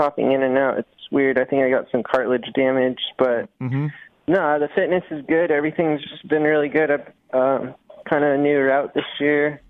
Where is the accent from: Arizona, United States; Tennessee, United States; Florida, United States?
Arizona, United States; now in California, United States; I grew up in Arizona